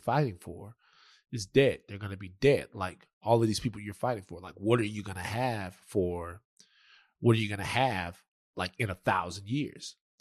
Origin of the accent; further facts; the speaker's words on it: Louisiana, United States; I'm from Louisiana